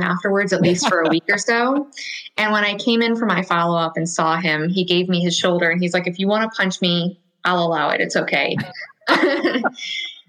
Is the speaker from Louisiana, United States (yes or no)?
yes; Louisiana, United States; I'm from Louisiana